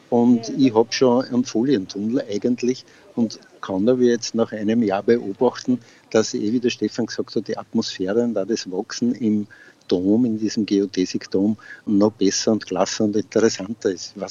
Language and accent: German; Freistadt, Upper Austria, Austria; ich bin aus Freistadt, bin leidenschaftlicher Gärtner schon länger